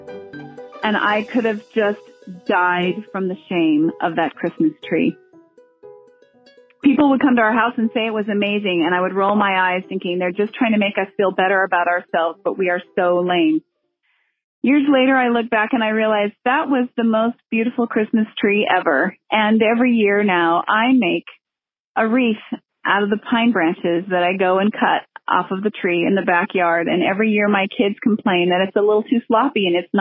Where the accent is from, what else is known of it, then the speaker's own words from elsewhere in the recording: Southern California, United States; I grew up in Southern California